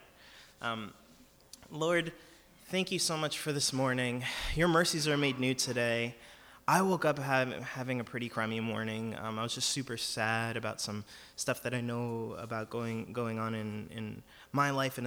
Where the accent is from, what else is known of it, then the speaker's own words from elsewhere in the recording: California, United States; I'm a Californian